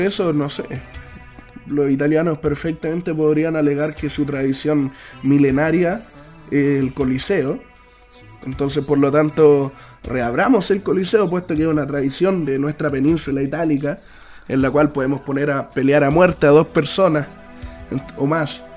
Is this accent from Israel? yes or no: no; Chile; nosotros como chilenos